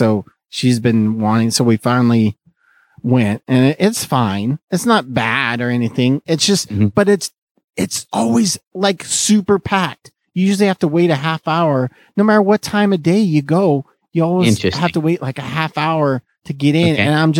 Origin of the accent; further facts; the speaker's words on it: Fresno, California, United States; I'm from Fresno